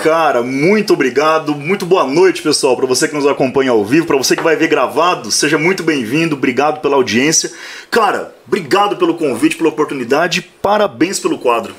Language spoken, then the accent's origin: Portuguese; Maringá, Paraná, Brazil; now in Mandaguaçu, Brazil; eu nasci em Maringá. Uhum. É, hoje eu resido em Mandaguaçu, que dá 16, 18 quilômetros